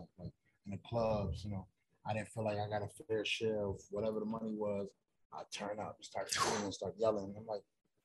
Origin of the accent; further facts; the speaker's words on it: Philadelphia, Pennsylvania, United States; I'm from Philly